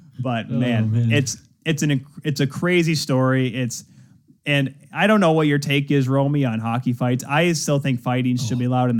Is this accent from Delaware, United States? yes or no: no; Grand Rapids, Michigan, United States; also born or lived in Ontario; growing up in the 90s of the IHL here in Grand Rapids